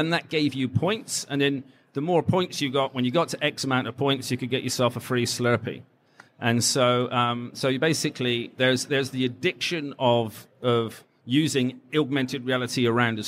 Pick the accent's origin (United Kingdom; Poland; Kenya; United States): United Kingdom; England; I'm English